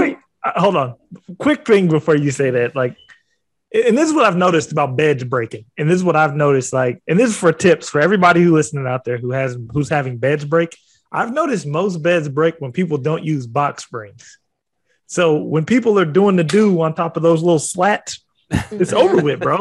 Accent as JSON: {"language": "English", "region": "West Coast", "country": "United States", "said": "I'm from the West Coast"}